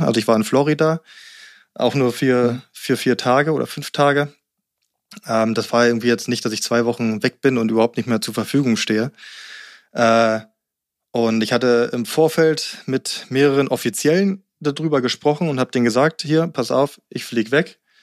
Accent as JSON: {"language": "German", "region": "Berlin", "country": "Germany", "tie": "born or raised there", "also_born_or_lived": "Rangsdorf", "moved": "as an adult", "lives_now": "Guxhagen, Germany", "said": "Ich bin zwar in Berlin aufgewachsen, äh, bis ich mhm. neun war, und dann sind wir aufs Land gezogen, auch Rand Berlin dann in Rangsdorf"}